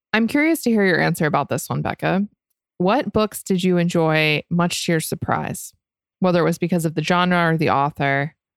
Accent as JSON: {"language": "English", "region": "Florida", "country": "United States", "tie": "born or raised there", "said": "I grew up in Florida"}